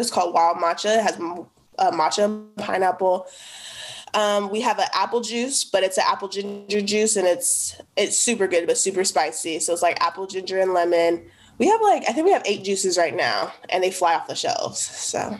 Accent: United States; where I grew up in the Northeast

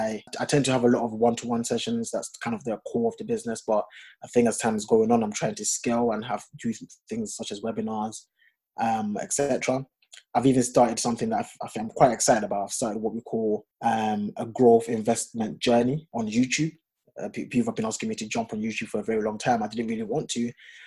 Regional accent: Ghana; Don't ask me why I've got a French name and I'm Ghanaian.

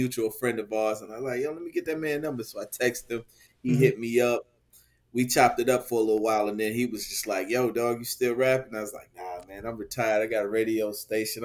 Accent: Detroit, Michigan, United States; born and raised in Detroit, East Side

